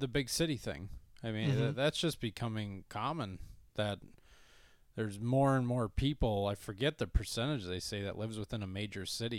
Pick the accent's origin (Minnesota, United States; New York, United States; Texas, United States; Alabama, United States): Minnesota, United States; also born or lived in Colorado Springs, Colorado; To a town of 890 in Minnesota